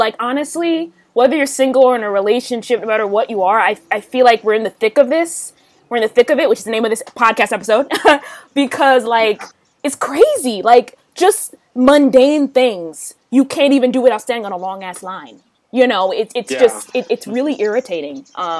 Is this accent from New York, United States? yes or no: yes; Manhattan, New York, United States; No, I grew up in Manhattan. I lived there for 12 years.